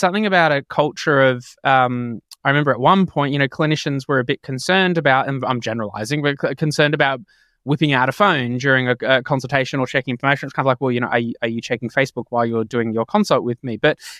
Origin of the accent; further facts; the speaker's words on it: Australia; you guys do things much better than us. But and so we sometimes claim whatever you do, we claim as Australian.